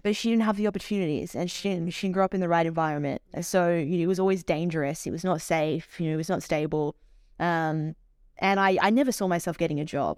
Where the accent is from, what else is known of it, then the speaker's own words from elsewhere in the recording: Melbourne, Victoria, Australia; moved away; I'm originally from Melbourne